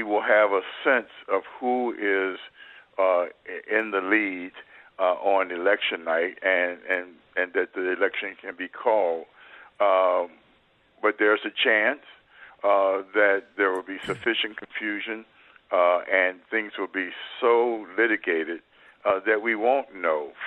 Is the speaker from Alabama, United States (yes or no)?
no; Ohio, United States; My home state of Ohio